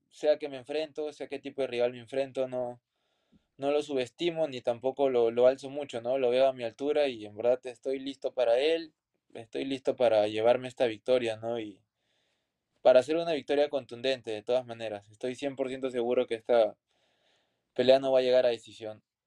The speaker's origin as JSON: {"language": "Spanish", "country": "Peru"}